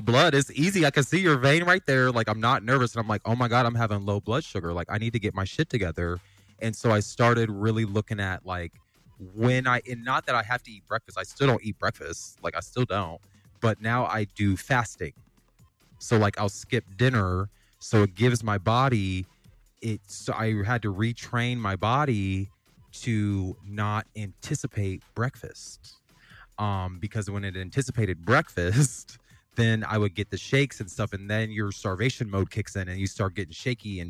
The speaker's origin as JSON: {"language": "English", "town": "Wooster", "region": "Ohio", "country": "United States", "tie": "born or raised there", "moved": "yes", "said": "I'm from Northern Ohio, so I'm like, damn, I gotta move back to my damn hometown"}